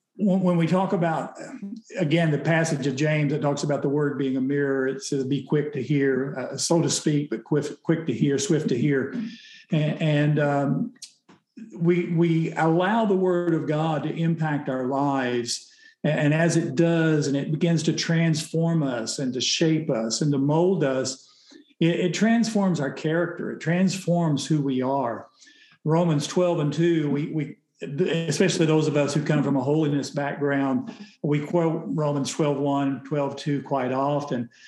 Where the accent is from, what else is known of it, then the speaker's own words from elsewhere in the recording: Oklahoma, United States; I grew up in Oklahoma